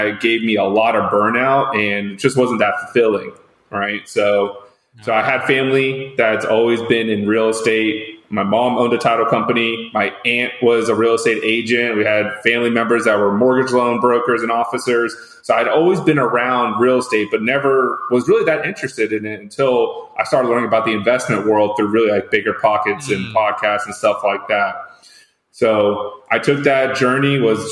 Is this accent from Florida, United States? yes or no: yes; west of Fort Lauderdale, South Florida, United States; moved away as an adult; now in Orlando, United States; I grew up in the South Florida area, just west of Fort Lauderdale